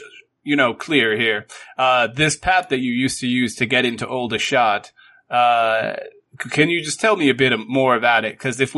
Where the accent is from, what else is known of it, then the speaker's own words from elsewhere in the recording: Aldershot, South East England, United Kingdom; born there; They sent me here because I was born in Aldershot, but I was turned away